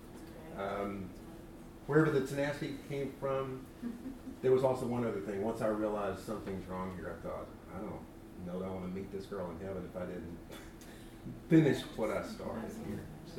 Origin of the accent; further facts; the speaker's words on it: Gadsden, Alabama, United States; I was born in Alabama, Gadsden, Alabama. My grandparents were, on my father's side, were Alabama sharecroppers.